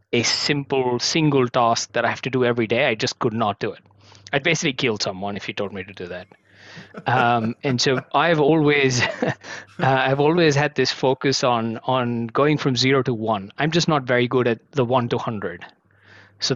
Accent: India; moved away as an adult; now in Hong Kong; I was actually born and brought up in India. I moved to Hong Kong about 7 years ago. This is home for me now

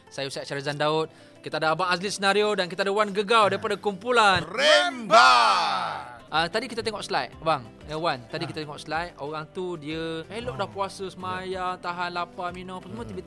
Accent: Ceras, Selangor, Malaysia; Saya daripada Ceras.

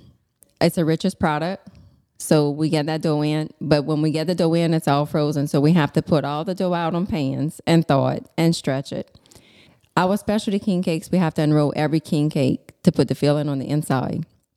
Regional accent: Larose, Louisiana, United States; I'm from La Rose.

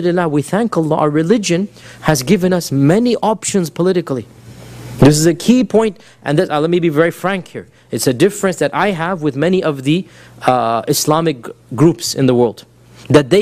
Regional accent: United States; we as American Muslims

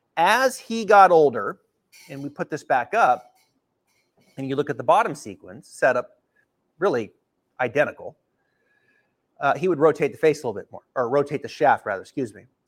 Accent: the Northwest, Pacific Northwest, United States; now in Ponte Vedra Beach, United States; growing up in the Northwest

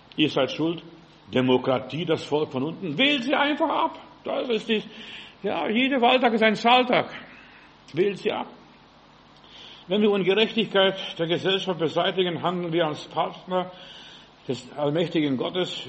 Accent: Germany; wir sind Deutsche

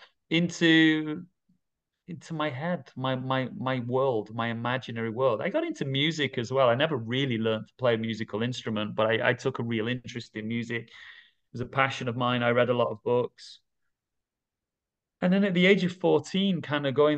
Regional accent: Manchester, North West England, United Kingdom; moved away as an adult; now in Dubai, United Arab Emirates; I'm from the northwest of England. I'm from Manchester. I grew up there

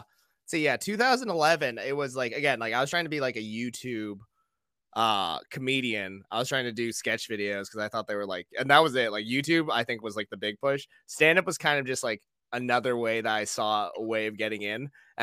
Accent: New England, United States; And then because I grew up in New England, I thought Dane Cook was hilarious.

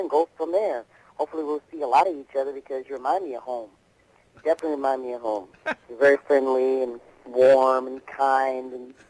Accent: Zion, Illinois, United States; I'll tell you all about Zion, Illinois, and growing up in Illinois, and growing up in this business

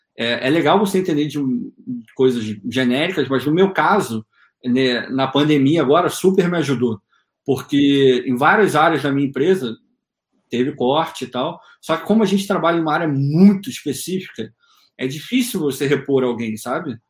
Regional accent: Rio de Janeiro, Brazil; moved away as an adult; now in United States; eu sou do Rio de Janeiro

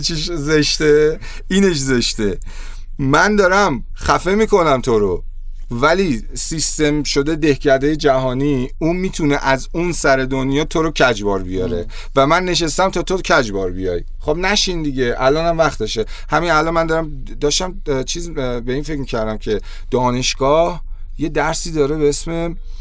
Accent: Iran; من توی کشور جنگ زده به دنیا اومدم

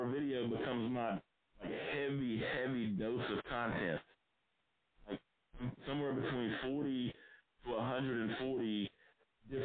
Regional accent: South Arkansas, United States; I grew up in South Arkansas, broke, from a working class family

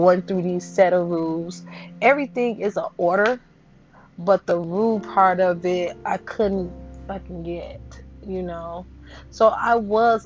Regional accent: Chicago, Illinois, United States; I am from Chicago, Illinois.

